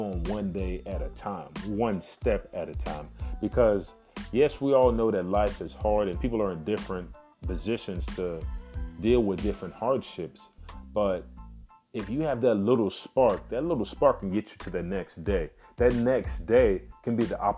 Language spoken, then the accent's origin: English; Miami, Florida, United States; born and raised in Miami, Florida.